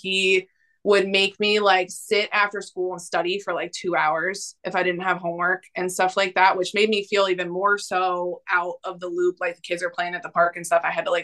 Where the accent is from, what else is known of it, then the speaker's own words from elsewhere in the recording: New York, United States; I'm from New York.